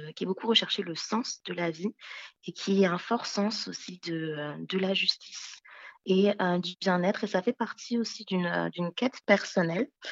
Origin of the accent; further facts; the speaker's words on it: Benin; je suis née au Bénin en Afrique